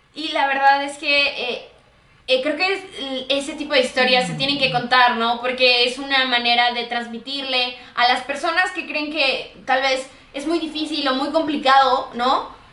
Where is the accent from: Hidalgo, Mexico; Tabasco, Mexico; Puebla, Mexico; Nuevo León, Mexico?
Hidalgo, Mexico; Nosotros somos de Hidalgo